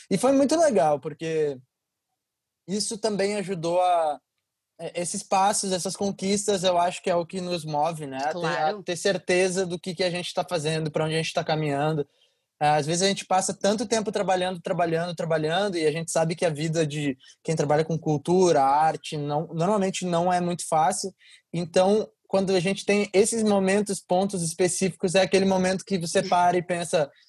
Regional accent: Porto Alegre, Rio Grande do Sul, Brazil; now in São Paulo, Brazil; isso foi justamente a época em que eu saí de Porto Alegre e me mudei para São Paulo.

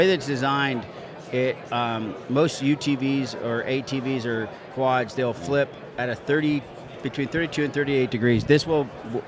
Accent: Dublin, Leinster, Ireland; also born or lived in Canada; now in United States; I was born in Dublin, Ireland

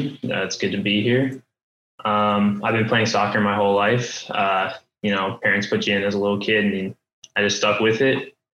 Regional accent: Atlanta, Georgia, United States; moved away; I'm originally from Atlanta

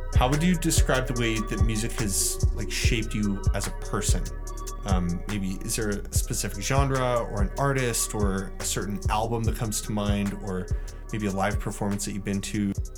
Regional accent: Calgary, Alberta, Canada; me growing up in the Northwest, like, I grew up just north of Nose Hill. and my parents still live there, and that's, that's my childhood home

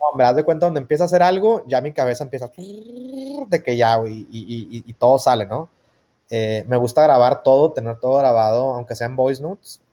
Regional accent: Monterrey, Nuevo León, Mexico; ya no sé si regia mexicana o latina

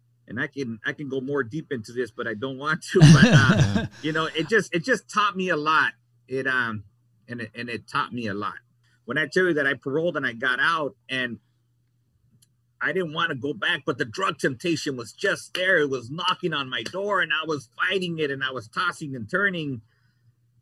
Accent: Los Angeles, California, United States; I was born and raised in North Hollywood

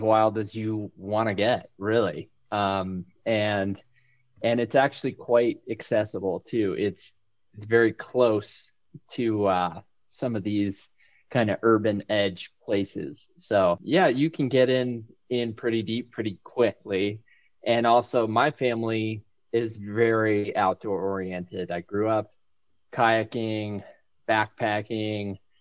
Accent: Winter Park, Florida, United States; moved away as an adult; also born or lived in New England; now in Bozeman, United States; I was born in New England, but went to high school in Winter Park, Florida, and my family is still in Winter Park, Florida.

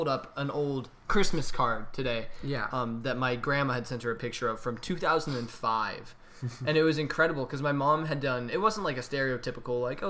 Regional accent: Montana, United States; For us growing up in Montana, trees are everywhere.

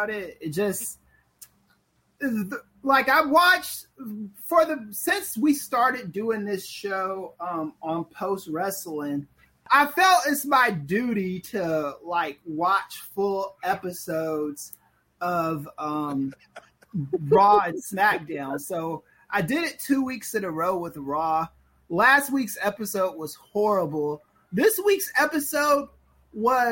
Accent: Los Angeles, California, United States; I'm from the streets. I'm from the mean streets of South Central Los Angeles

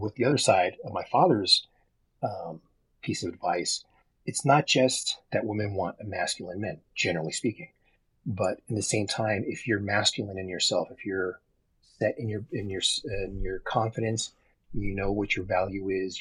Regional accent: Texas, United States; moved away as an adult; now in Reno, United States; I grew up in Texas. I live in Reno

